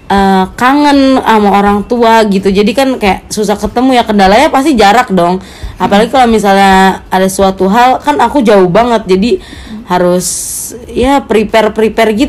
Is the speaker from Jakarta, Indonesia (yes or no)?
yes; Jakarta, Indonesia; bahasa aku kan karena aku orang Betawi gitu ya jadi rada kasar.